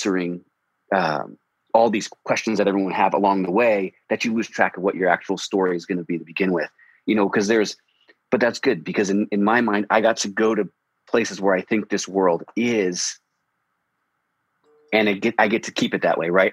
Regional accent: United States; I grew up outside of Washington, D.C.

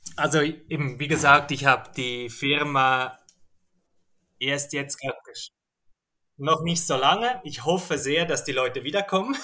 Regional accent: Zurich, Switzerland; also aufgewachsen bin ich mal in Zürich

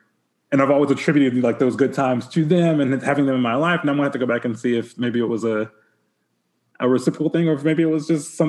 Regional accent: Gulf Coast, Alabama, United States; So I grew up on the Gulf Coast. And so I kind of had a little bit of that, you know, because we had a beach.

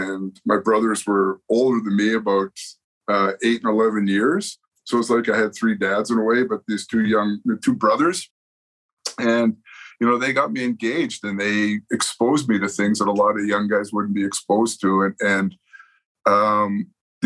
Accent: Winnipeg, Manitoba, Canada; moved away as an adult; also born or lived in Lethbridge; I grew up in Winnipeg, inner city, lousy

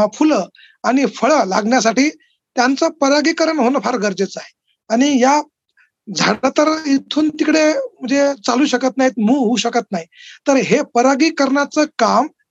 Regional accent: Akola, Maharashtra, India; moved away as an adult; now in Aurangabad, India; वडील पंजाबराव देशमुख कृषी विद्यापीठात होते अकोल्याला आणि ते एका म्हणजे डेअरी फार्मवर कार्यरत होते तर माझं लहानपण हे त्या डेअरी फार्मवर गेलं

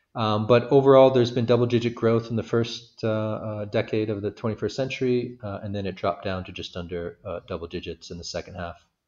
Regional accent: San Francisco, California, United States; moved away as an adult; also born or lived in Washington, D.C.; now in Uganda; I'm originally from San Francisco, California

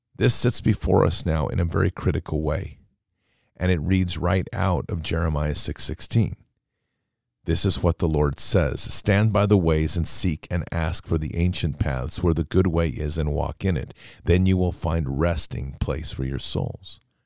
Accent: United States; we as the American public

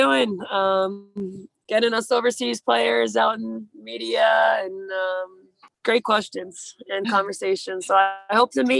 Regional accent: Greenwich, Connecticut, United States; I barely am a Connecticut girl. Like, right on the border. I live like 2 minutes from the New York border.

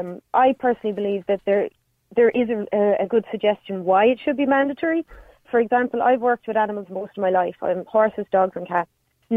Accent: County Clare, Munster, Ireland; I'm from Clare.

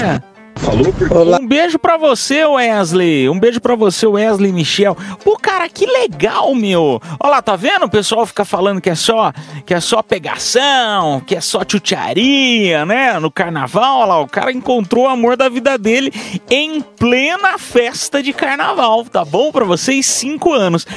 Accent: Piedade, São Paulo, Brazil; eu sou do interior de São Paulo, para quem não sabe, sou de, da cidade de Piedade, São Paulo.

